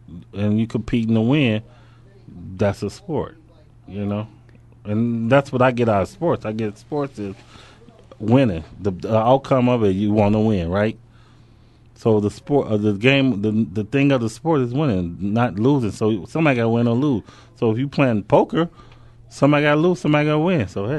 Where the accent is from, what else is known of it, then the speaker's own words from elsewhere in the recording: Robbins, Illinois, United States; I mean, it was like, you know, we grew up in Robbins, Illinois.